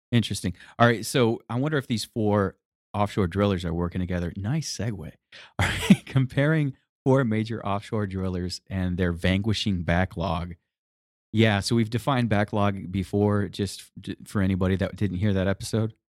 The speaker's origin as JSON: {"language": "English", "region": "Michigan", "country": "United States", "said": "I'm from Michigan, Detroit cars"}